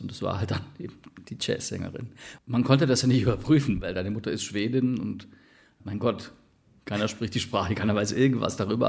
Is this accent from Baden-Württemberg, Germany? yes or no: yes; Ulm, Baden-Württemberg, Germany; moved away; Also ich bin ursprünglich auch aus Ulm